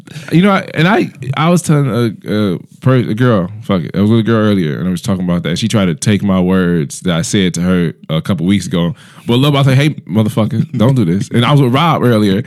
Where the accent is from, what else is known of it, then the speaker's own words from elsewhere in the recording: Cleveland, Ohio, United States; I'm from Cleveland, man.